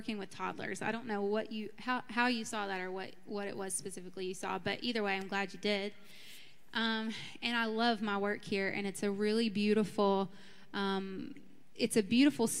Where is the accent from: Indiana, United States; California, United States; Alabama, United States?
Alabama, United States; Birmingham; I grew up in Birmingham, Alabama, in a suburb of Birmingham, grew up Southern Baptist